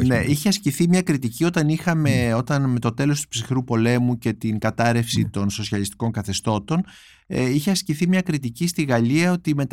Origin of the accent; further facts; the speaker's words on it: Brussels, Brussels-Capital Region, Belgium; Γεννήθηκα στις Βρυξέλλες